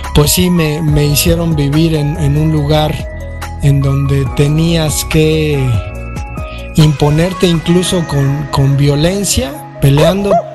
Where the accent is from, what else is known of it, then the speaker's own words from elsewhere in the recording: Mexico City, Mexico; yo crecí en la Valle Gómez